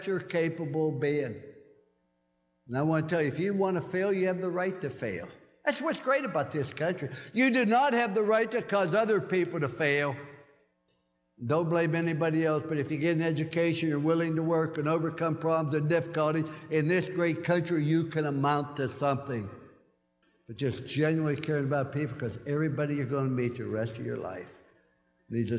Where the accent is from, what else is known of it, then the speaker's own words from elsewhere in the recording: West Virginia, United States; I was born in Fallsby, West Virginia.